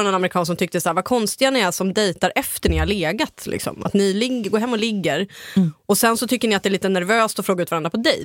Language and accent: Swedish; Ångermanland, Sweden; jag kommer själv från Ångermanland